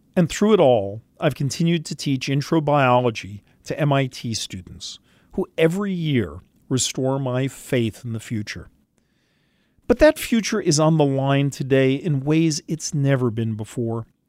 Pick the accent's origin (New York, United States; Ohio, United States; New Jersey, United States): New York, United States; New York City; I grew up in New York City, a product of the public schools